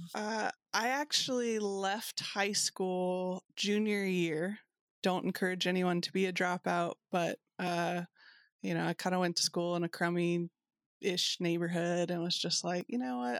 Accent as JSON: {"language": "English", "region": "Kentucky", "country": "United States", "said": "I'm from Kentucky"}